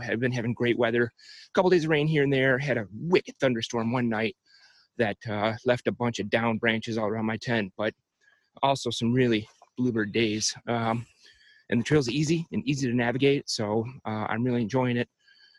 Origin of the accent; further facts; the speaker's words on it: Michigan, United States; From my home state of Michigan.